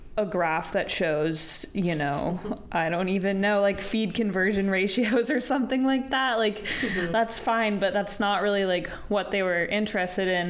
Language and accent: English; Colorado, United States; moved away as an adult; I grew up in Colorado for the first 18 years of my life